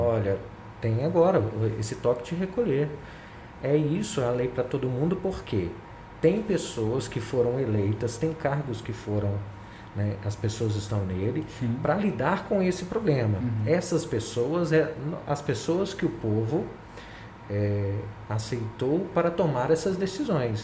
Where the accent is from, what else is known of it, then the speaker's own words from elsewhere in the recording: Brazil; como brasileiro